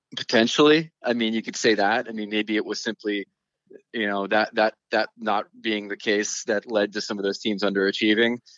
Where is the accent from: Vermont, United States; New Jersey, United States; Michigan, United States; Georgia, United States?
New Jersey, United States; moved away as an adult; also born or lived in New York; now in West Coast, United States; I grew up in Jersey and lived in New York for a long time